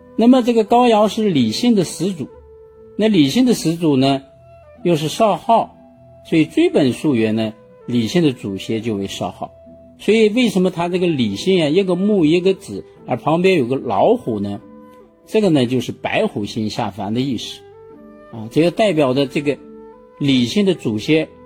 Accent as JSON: {"language": "Chinese", "country": "China", "said": "我们中国人"}